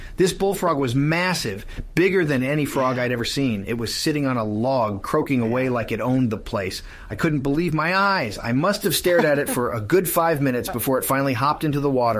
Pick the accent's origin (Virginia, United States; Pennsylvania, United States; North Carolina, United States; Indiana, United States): Virginia, United States; Richmond; Well, fellas, I grew up in Richmond, Virginia, and spent a lot of time in the woods around there.